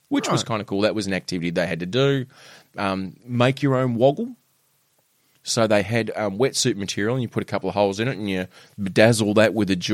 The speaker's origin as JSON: {"language": "English", "town": "Penguin", "region": "Tasmania", "country": "Australia", "said": "you and I are both from Penguin, right?"}